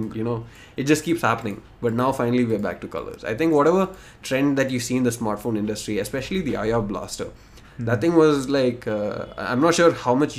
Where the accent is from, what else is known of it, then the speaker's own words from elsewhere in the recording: Bahrain; So I grew up in Bahrain.